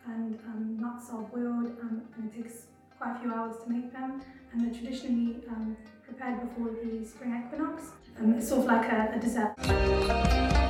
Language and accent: English; London, United Kingdom; I was born in London.